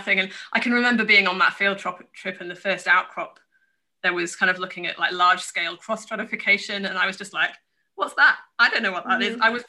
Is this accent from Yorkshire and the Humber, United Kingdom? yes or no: yes; Yorkshire and the Humber, United Kingdom; Well, I'm from the best part of the UK, which is obviously Yorkshire. So I probably don't sound like it so much anymore, but I grew up in Yorkshire, which is up in the north of England.